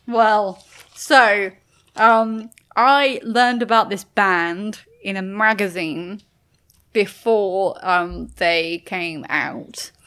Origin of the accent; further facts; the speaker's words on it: United Kingdom; I'm British